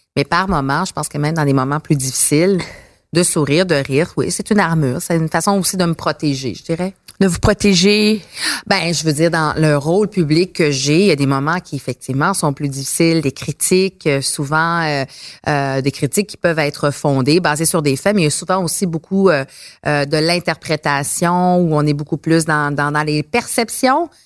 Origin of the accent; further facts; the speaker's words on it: Montreal, Quebec, Canada; j'ai grandi à Montréal